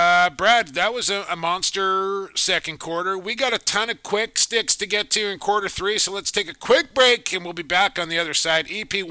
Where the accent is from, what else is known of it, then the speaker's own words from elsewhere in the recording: Coquitlam, British Columbia, Canada; my hometown of Coquitlam, British Columbia